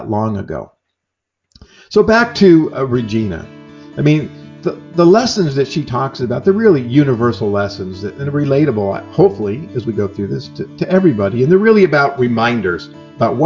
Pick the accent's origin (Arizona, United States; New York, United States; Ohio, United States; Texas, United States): New York, United States; moved away as an adult; now in California, United States; I'm from New York and I came to California